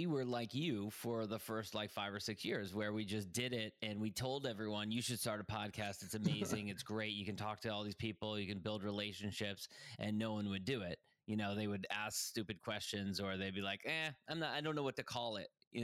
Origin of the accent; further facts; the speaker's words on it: Ireland; And also I'm Irish, and the Irish are like kind of hardwired to like gather over a pint and exchange stories.